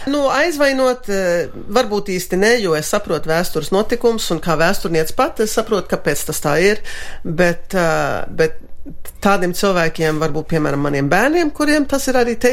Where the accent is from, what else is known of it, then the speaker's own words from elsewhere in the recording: Latvia; born there; moved away; pieņem, ka es esmu tomēr dzimusi Latvijā, bet es esmu kādu laiku bijusi prom.